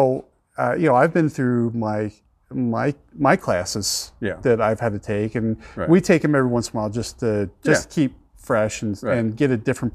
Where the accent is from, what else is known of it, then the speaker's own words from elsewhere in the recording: East Coast, United States; moved away; I grew up on the East Coast